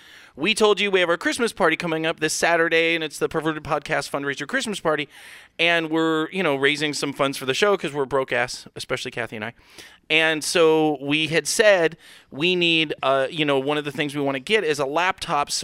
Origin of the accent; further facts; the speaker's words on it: United States; I'm an American